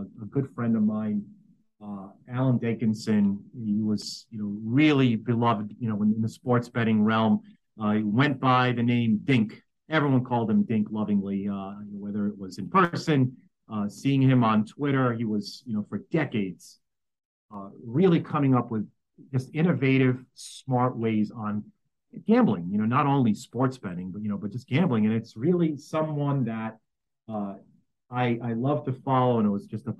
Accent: New York City, New York, United States; born and raised in New York City.

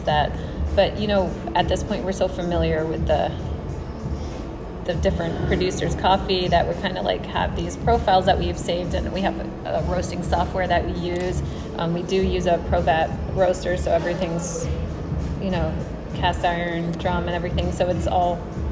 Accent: New Jersey, United States; I grew up in New Jersey

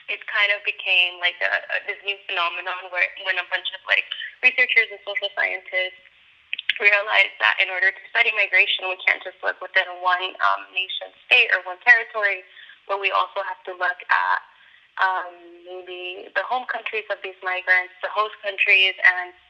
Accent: Los Angeles, California, United States; I was living in Los Angeles and I grew up in Los Angeles.

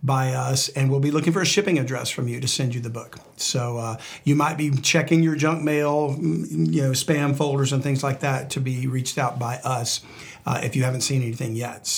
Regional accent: Louisiana, United States; my home state of Louisiana

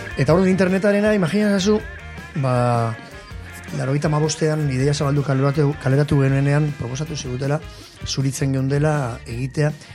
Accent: Irun, Basque Country, Spain; jaio nintzen, hor hospital sarrean, eta hemen bizin naiz

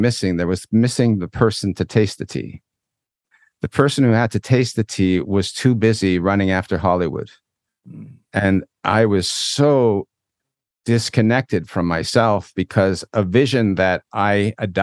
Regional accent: Toronto, Ontario, Canada; moved away as an adult; now in Israel; I grew up actually in Toronto originally.

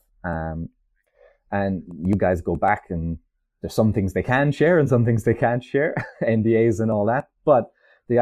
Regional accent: Ireland; also born or lived in France; I'm Irish

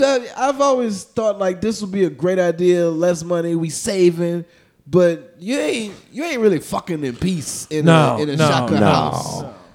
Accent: New Orleans, Louisiana, United States; moved away as an adult; now in Houston, United States; I'm a nigga from New Orleans, man.

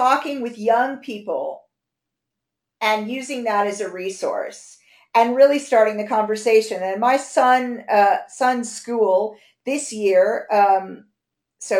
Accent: United States; moved away as an adult; now in London, United Kingdom; I'm American. They blame it on me being American. I've lived here half my life

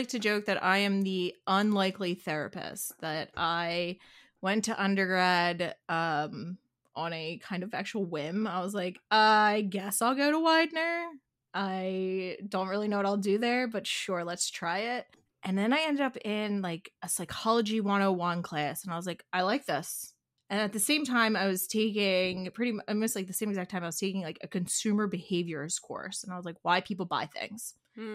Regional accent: Pennsylvania, United States; accent: Delco accent; It's a little more than a Philly accent. It is a Delco accent.

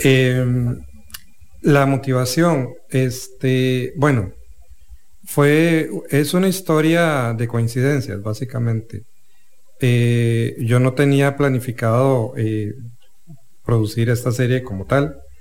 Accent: Turrialba, Cartago, Costa Rica; Yo soy de Turrialba eh, y cuando me traían a San José de paseo

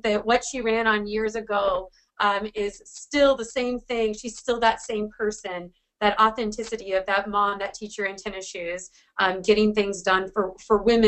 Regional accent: Washington, United States; my home state, or out of where I'm still. I've always been here.

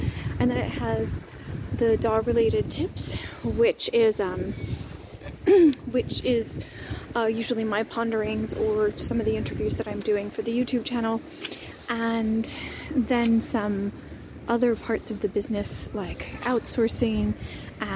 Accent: United States; moved away as an adult; now in Split, Croatia; I am an American expat living overseas

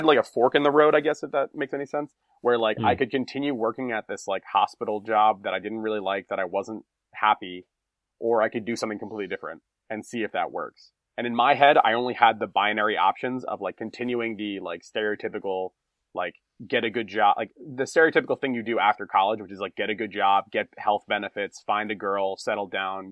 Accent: United States; first language English; moved away as an adult; now in Japan; always going to be an American, because that's where I was born

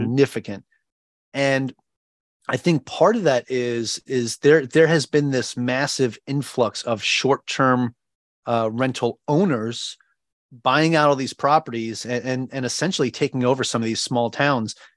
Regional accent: Long Island, New York, United States; moved away as an adult; now in Ewa Beach, United States; I am originally from Long Island, New York.

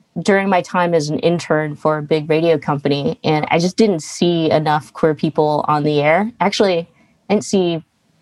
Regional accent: Stockton, California, United States; growing up in Stockton

